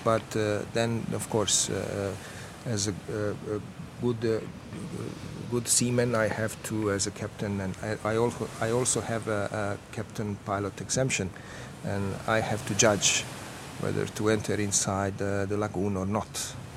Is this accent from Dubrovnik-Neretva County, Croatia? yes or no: yes; Dubrovnik, Dubrovnik-Neretva County, Croatia; Other three months, I'm in Croatia. I'm from Dubrovnik